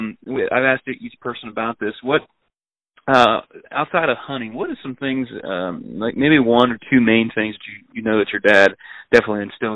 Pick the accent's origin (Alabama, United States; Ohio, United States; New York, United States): Ohio, United States; Graysville; I actually grew up outside of Graysville.